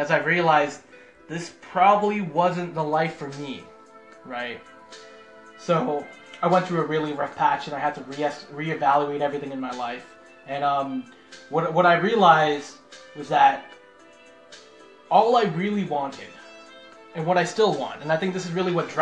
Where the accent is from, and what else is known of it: Markham, Ontario, Canada; born or raised there; also born or lived in North York, Toronto